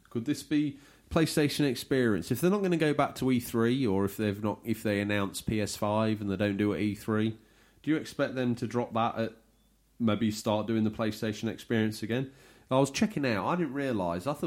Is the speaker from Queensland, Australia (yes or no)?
yes; Brisbane, Queensland, Australia; I'm from Brisbane, mate. Brisbane.